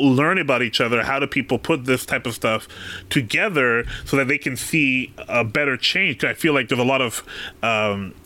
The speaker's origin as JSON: {"language": "English", "country": "Canada", "said": "I'm from Canada"}